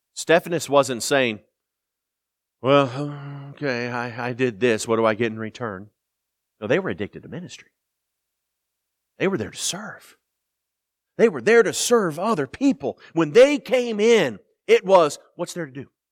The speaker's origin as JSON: {"language": "English", "town": "Indianapolis", "region": "Indiana", "country": "United States", "moved": "yes", "said": "I'm from Indianapolis"}